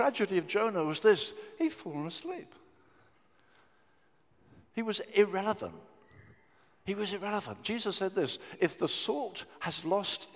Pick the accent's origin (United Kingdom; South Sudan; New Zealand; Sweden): United Kingdom; Brighton, South East England; I grew up in Brighton, and it's got a tremendous youth culture